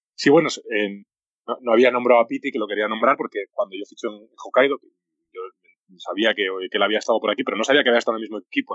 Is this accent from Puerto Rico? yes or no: no; Spain; moved away as an adult; now in Japan; soy el primer jugador español en jugar en Japón